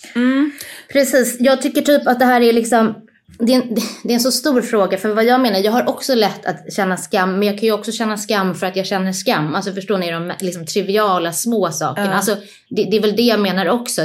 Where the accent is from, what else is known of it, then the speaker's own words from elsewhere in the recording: Stockholm, Stockholm County, Sweden; also born or lived in Nacka; jag är född och uppvuxen i Stockholm. Eh, ja. Jag är på Södermalm då för att vara exakt